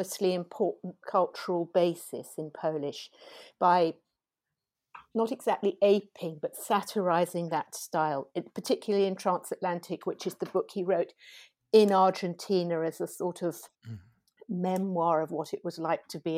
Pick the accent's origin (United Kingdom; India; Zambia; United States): United Kingdom; England; as a British translator, I had the advantage of having grown up reading things like Buchan and Robert Louis Stevenson